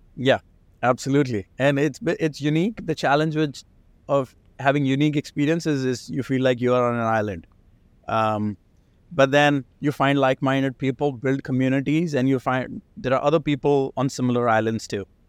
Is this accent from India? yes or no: yes; India; now in United States; I, I grew up in India. I spent, like, half of my life in India, half in, in the, in the States.